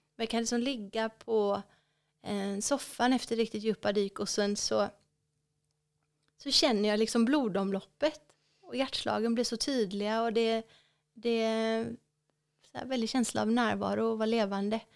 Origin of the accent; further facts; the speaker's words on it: West Coast, Sweden; mitt hemmahav eh, på västkusten. Ja. För det är där jag är uppvuxen, så det känns som hemma.